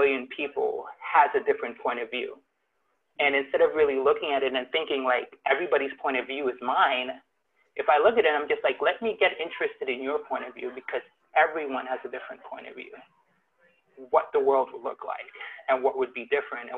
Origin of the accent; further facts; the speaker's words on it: Trinidad & Tobago; now in United States; I'm originally from Trinidad, and coming from Trinidad to the U.S.